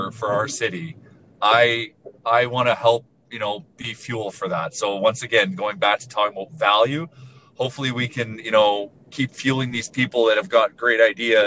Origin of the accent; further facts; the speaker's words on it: Edmonton, Alberta, Canada; you say you're from Edmonton